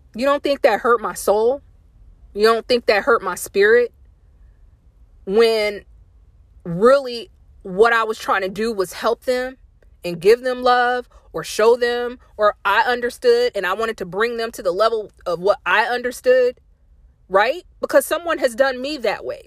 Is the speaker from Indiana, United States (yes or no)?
yes; Indiana, United States; moved away as an adult; also born or lived in Fayetteville, North Carolina; I'm from Indiana